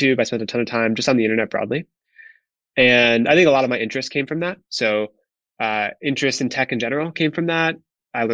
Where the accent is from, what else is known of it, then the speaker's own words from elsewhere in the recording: Wisconsin, United States; moved away as an adult; also born or lived in New York City; I grew up in a very small town in Wisconsin, which was extremely rural